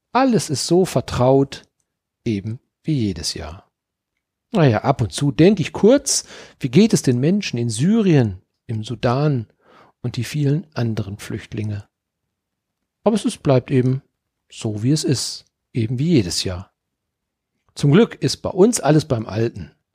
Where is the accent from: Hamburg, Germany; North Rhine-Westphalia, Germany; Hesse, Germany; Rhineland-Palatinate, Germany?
North Rhine-Westphalia, Germany; Dortmund; now in Mönchengladbach, Germany; geboren in Dortmund, leben in Mönchengladbach quasi